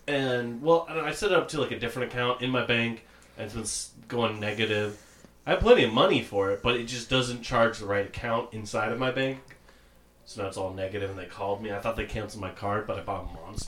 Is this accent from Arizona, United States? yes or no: no; San Antonio, Texas, United States; moved away; also born or lived in Florida; I'm originally from San Antonio, Texas.